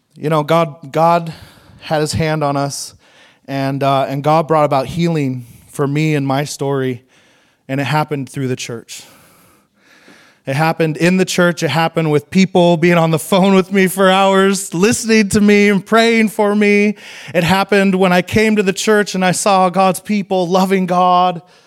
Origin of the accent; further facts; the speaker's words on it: Idaho, United States; moved away; it's where I'm from. I grew up in Idaho, so I went home to Idaho